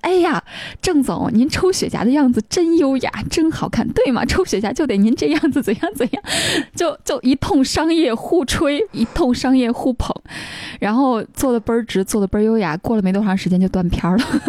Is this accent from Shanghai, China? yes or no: no; Xinxiang, Henan, China; moved away; 我是河南人嘛， 所以我去郑州出差离我们家新乡很近的